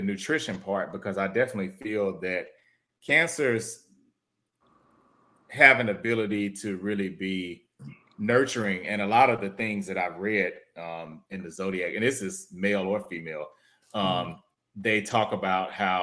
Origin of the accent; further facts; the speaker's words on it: Houston, Texas, United States; now in Dallas, United States; I'm originally from Houston, but I live in Dallas